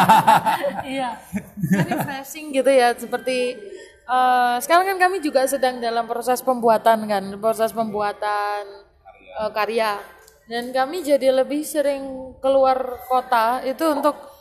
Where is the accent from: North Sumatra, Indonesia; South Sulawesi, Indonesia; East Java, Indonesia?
East Java, Indonesia; Malang; kita ini dari Malang nih ya. Yeah dari Jawa Timur